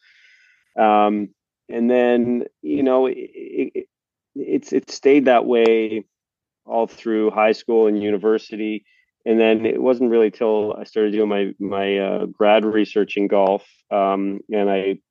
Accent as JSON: {"language": "English", "region": "Prince Edward Island", "country": "Canada", "tie": "born or raised there", "said": "growing up in Prince Edward Island in Canada"}